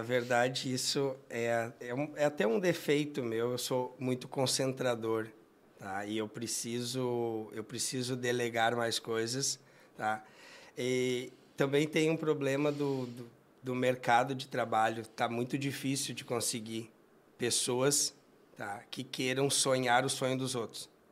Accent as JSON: {"language": "Portuguese", "town": "Jaguari", "region": "Rio Grande do Sul", "country": "Brazil", "moved": "yes", "said": "Eu sou filho de agricultor, eu venho do interior, uma cidade de Jaguari"}